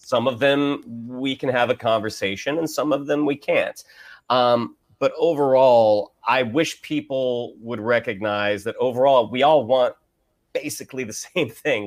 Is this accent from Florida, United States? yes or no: yes; Orlando, Florida, United States; I grew up in Orlando, which is a bit more red